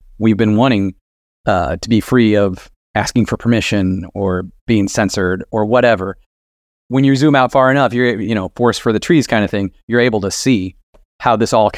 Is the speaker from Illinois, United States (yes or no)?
yes; Illinois, United States; I'm from Central Illinois. I grew up around here. My father was a farmer.